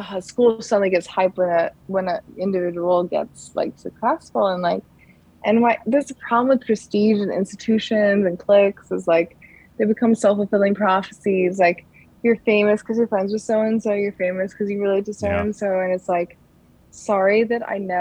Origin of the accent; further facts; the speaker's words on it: Connecticut, United States; moved away; I'm from Connecticut